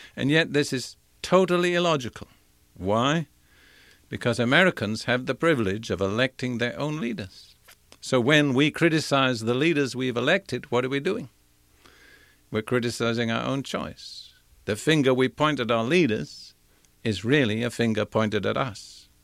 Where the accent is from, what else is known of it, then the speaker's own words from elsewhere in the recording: United Kingdom; moved away as an adult; also born or lived in India / Africa / Europe; now in United States; I was born in India. I was educated in Britain